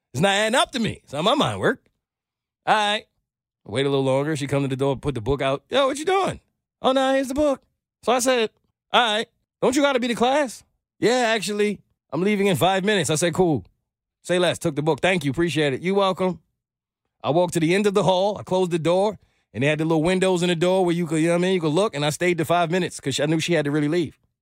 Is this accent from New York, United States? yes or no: yes; New York City, New York, United States; I grew up in New York City